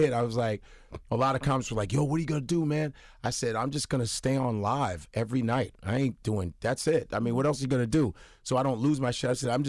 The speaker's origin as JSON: {"language": "English", "country": "United States", "tie": "born or raised there", "said": "I was raised in America."}